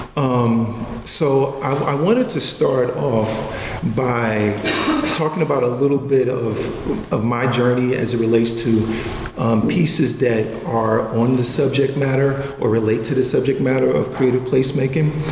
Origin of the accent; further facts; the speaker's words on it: New York City, New York, United States; I'm from Clinton Hill, Bedford Stuyvesant area